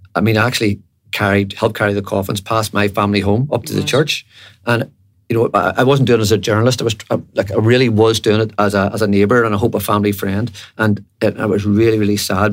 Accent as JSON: {"language": "English", "town": "Belfast", "region": "Northern Ireland", "country": "United Kingdom", "tie": "born or raised there", "said": "I was from Andersonstown in West Belfast, and when I was growing up, there were two lads from really my estate"}